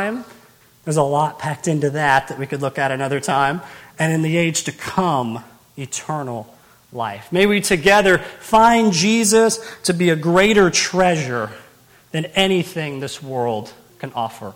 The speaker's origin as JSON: {"language": "English", "town": "Owensboro", "region": "Kentucky", "country": "United States", "tie": "born or raised there", "said": "born and raised in Owensboro. I've been there my whole life"}